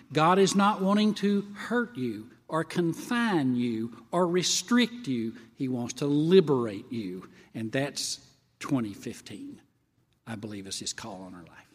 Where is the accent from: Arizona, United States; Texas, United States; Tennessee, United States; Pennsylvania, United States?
Tennessee, United States; moved away as an adult; also born or lived in Kentucky; I was from Tennessee